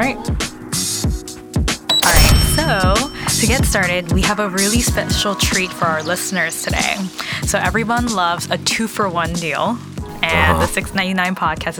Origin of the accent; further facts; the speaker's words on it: California, United States; I'm from California as well, and I kind of moved out here.